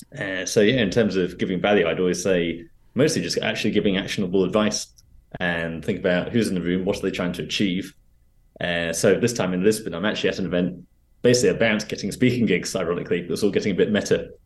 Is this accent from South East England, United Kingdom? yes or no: yes; Reading, South East England, United Kingdom; moved away as an adult; also born or lived in London; I was back in my hometown in Reading